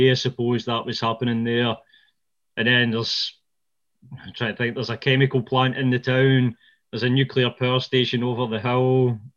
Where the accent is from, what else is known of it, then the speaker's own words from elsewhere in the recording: Ayrshire, Scotland, United Kingdom; I was brought up in Ayrshire, which is like half an hour south of Glasgow. It is definitely not the, not the tourist area that, uh, you know, Glencoe and the Highlands is